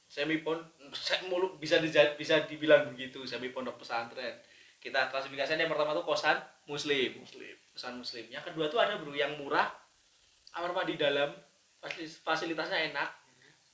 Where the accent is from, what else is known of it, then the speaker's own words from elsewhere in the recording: Yogyakarta, Special Region of Yogyakarta, Indonesia; kosan ini kan menurut saya ya saya orang Jogja gitu yeah. orang Jogja dan maksudnya setahun kuliah kan udah pernah main ke iya. kos-kosan